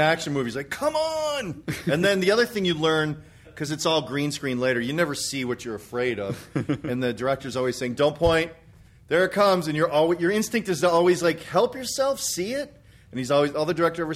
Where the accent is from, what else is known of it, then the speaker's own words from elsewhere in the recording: Chicago, Illinois, United States; moved away; I'm from Chicago